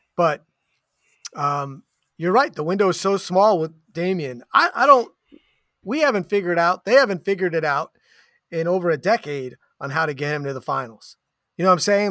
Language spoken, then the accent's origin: English; New York, United States; moved away as an adult; now in Portland, United States; I'm a New Yorker.